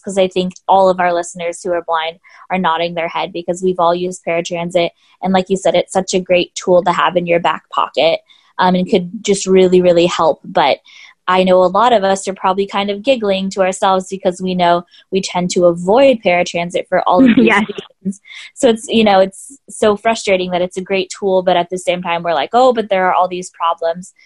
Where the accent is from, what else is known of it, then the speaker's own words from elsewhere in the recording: Southern California, United States; I'm originally from California and I qualified for paratransit in Southern California where I grew up